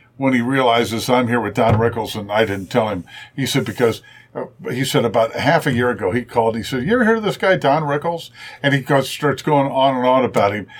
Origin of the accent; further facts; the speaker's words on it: Springfield, Ohio, United States; also born or lived in Indianapolis; now in Cincinnati, United States; I grew up in Springfield, Ohio